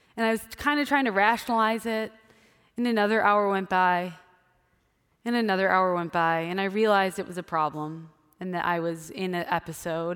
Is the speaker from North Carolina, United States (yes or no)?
no; Wisconsin, United States; I grew up in Wisconsin, so it was cold during the winter